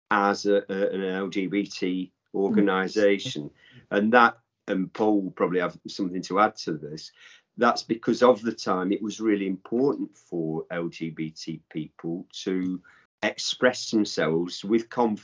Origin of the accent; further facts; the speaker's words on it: Accrington, North West England, United Kingdom; moved away; also born or lived in London; There was a pit in my hometown when I was a little boy